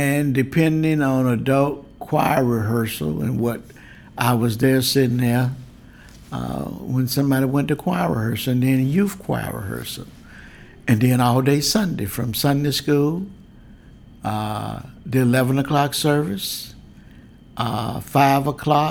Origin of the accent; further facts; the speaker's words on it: Deep South, United States; I was just a typical 10-year-old growing up in the Deep South.